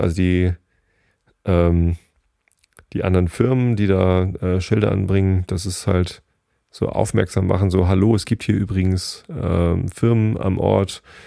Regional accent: Karkensdorf, Germany; ich komme hier aus Garkensdorf

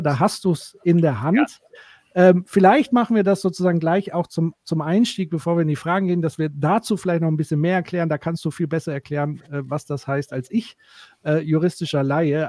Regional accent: Würzburg, Bavaria, Germany; hier in Würzburg, übrigens auch meine Heimatstadt.

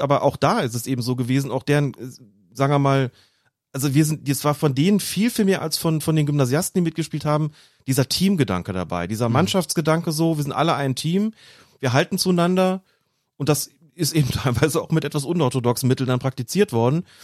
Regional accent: Windhagen, Rhineland-Palatinate, Germany; Meine Jugendtrainer hießen Erwin Potratz und Gerd Reufels. Gerd Reufels, beide beim SV Windhagen im, im Westerwald, Fußballverband Rheinland

